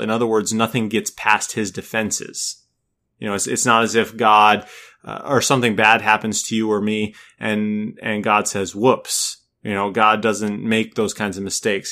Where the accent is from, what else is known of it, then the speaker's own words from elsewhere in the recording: Minnesota, United States; also born or lived in California; now in North Carolina, United States; I come from Minnesota